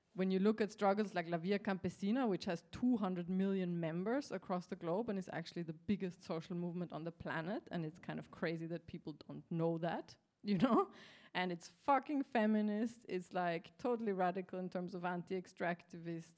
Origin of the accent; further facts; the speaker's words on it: Austria; I'm from Austria